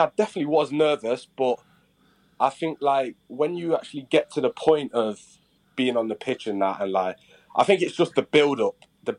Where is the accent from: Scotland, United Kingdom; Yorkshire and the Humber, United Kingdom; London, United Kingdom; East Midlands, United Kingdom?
East Midlands, United Kingdom; Derby; I grew up in Derby, all around Derbyshire and Derby.